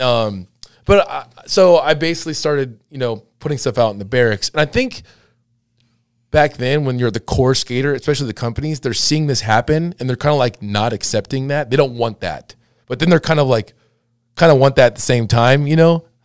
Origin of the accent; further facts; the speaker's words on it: Laguna Hills, California, United States; I grew up skating in Laguna Hills